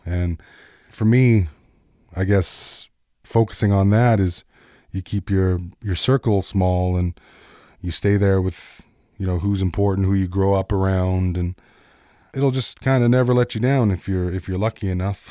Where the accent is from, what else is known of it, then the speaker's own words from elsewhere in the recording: Peguis, Manitoba, Canada; growing up in Peguis